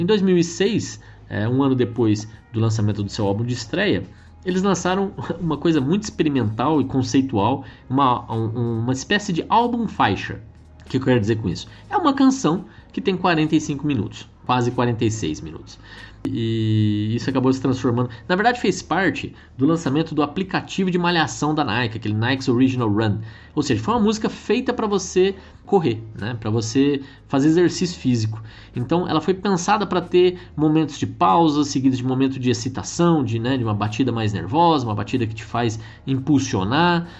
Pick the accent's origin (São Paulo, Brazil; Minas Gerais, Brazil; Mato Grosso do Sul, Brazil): Mato Grosso do Sul, Brazil; Campo Grande; moved away; lá na minha terrinha, né, onde eu morei tantos anos, em Campo Grande, Mato Grosso do Sul